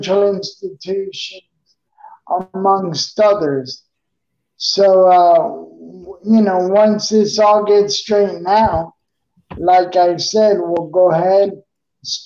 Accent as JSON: {"language": "English", "town": "New York City", "region": "New York", "country": "United States", "also_born_or_lived": "Coral Gables, Florida", "moved": "yes", "lives_now": "Tampa Bay, United States", "said": "I'm originally from Queens, New York"}